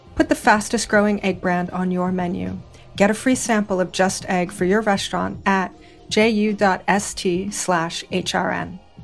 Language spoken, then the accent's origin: English; Hawaii, United States; moved away; I was born and raised in Hawaii